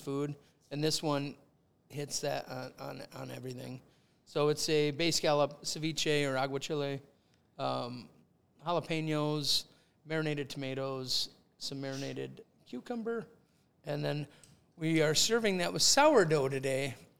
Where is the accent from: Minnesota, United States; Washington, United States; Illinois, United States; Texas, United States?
Minnesota, United States; Woodbury; we grew up in Woodbury, but we were like 3M Woodbury